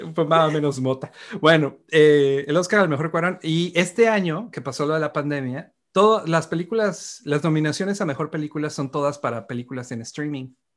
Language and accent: Spanish; Mexico; Uno como mexicano